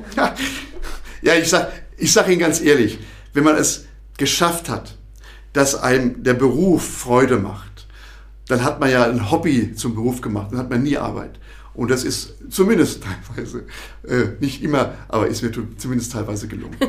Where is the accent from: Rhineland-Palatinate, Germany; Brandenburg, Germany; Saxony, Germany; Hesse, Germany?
Rhineland-Palatinate, Germany; moved away as an adult; now in Thuringia, Germany; ich komme aus dem Ursprungsland der offenen Kanäle aus Rheinland-Pfalz